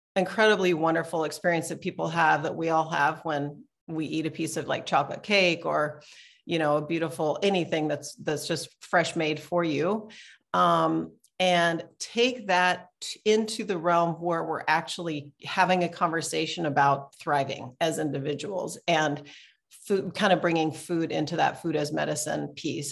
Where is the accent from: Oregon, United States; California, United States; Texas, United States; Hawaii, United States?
Oregon, United States; Portland; I'm from Portland, Oregon